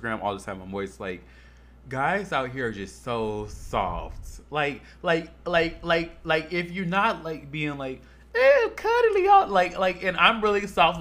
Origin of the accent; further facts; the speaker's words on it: Chicago, Illinois, United States; now in Las Vegas, United States; I ain't from no prairie, bitch. I'm from Chicago